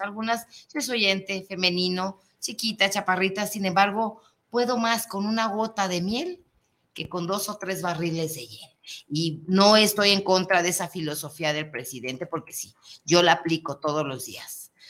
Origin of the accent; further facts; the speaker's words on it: Mexico; es que somos mexicanos